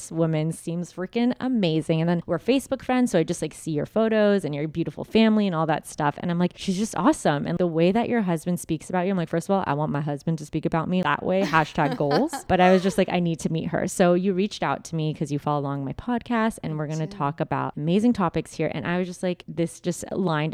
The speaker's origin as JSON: {"language": "English", "town": "Los Angeles", "region": "California", "country": "United States", "said": "I'm from"}